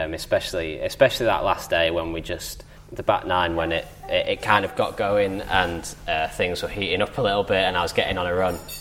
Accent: Southport, North West England, United Kingdom; I grew up in Southport, which is a pretty big golfing town anyway

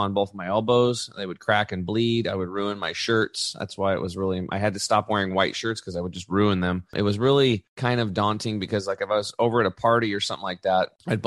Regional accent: La Grande, Oregon, United States; in Eastern Oregon in my hometown, LeGrand

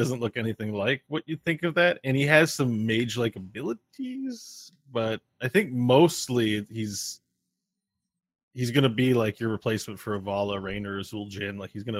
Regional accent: Canada; I'm from Canada, you guys.

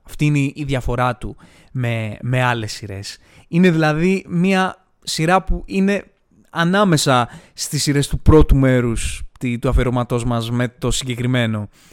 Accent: Greece; εμείς σαν Έλληνες

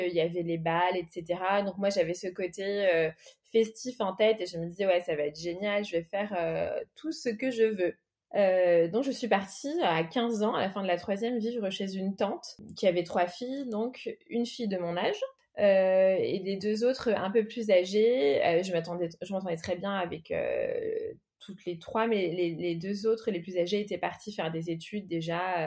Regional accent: Paris, Île-de-France, France; moved away; also born or lived in Melgaço, Portugal; je suis née à Paris, donc en 1977. mes deux parents sont portugais.

